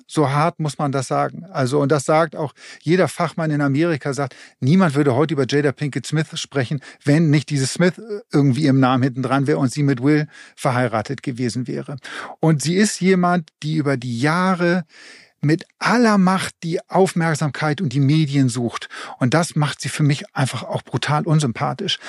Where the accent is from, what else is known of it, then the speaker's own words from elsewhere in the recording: Germany; hier bei uns in Deutschland